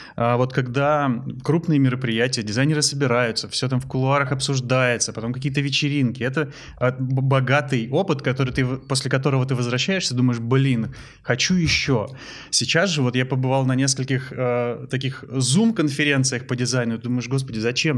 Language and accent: Russian; Transbaikalia, Zabaykalsky Krai, Russia; когда я жил в детстве в Забайкале